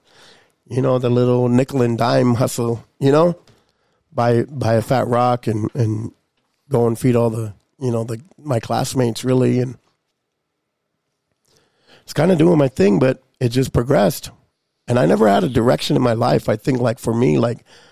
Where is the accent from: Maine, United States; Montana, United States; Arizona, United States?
Montana, United States; Lodge Grass; growing up in Lodgegrass, you know, you don't really got a whole lot of things going on.